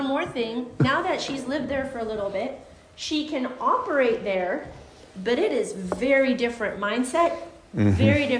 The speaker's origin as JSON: {"language": "English", "country": "Guatemala", "moved": "yes", "said": "I'm from Guatemala. Now, I have not lived in Guatemala for over 20 years."}